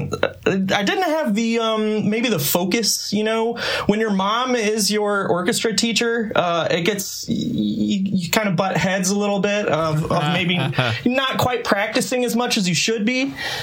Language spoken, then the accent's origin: English; Lawrence, Kansas, United States; also born or lived in Minnesota; I'm actually a Lawrence native. I'm a townie. Right on. I grew up in Lawrence.